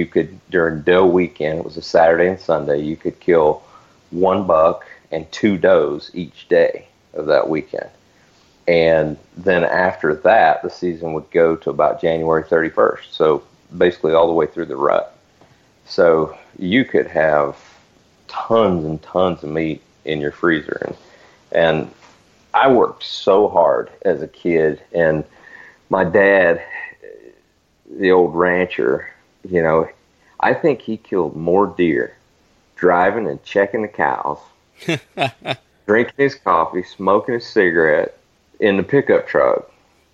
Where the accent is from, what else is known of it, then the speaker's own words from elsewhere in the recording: Northwest Florida, United States; moved away; also born or lived in Arizona; I grew up in Northwest Florida.